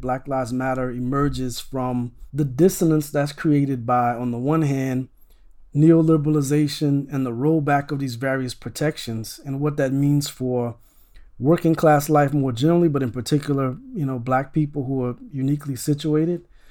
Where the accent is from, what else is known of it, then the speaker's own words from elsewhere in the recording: Opelousas, Louisiana, United States; I grew up in, um, a town called Opelousas, Louisiana.